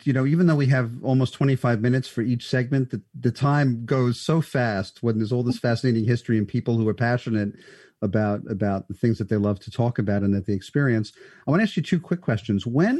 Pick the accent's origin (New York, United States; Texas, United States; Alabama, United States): New York, United States; New York City; I grew up in Sheepshead Bay in Brooklyn